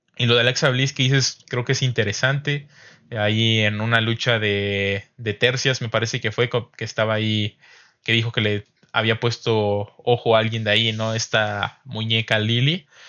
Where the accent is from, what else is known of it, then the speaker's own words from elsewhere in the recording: San Luis Potosí, Mexico; somos potosinos